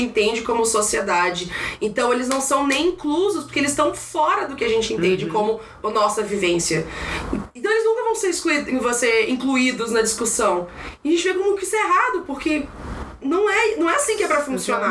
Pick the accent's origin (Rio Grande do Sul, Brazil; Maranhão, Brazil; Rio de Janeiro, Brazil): Maranhão, Brazil; now in São Paulo, Brazil; sou do Maranhão